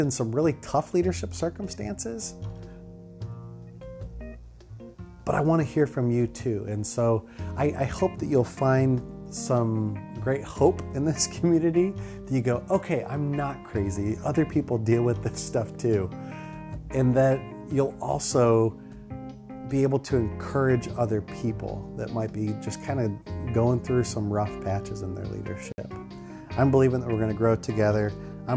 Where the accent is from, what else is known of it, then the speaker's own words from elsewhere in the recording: Ohio, United States; moved away as an adult; also born or lived in Philadelphia, Pennsylvania / Huntington Station, New York / Detroit, Michigan; now in Virginia Beach, United States; I loved growing up in Ohio, and I have such fondness for my home state. Grew up in Ohio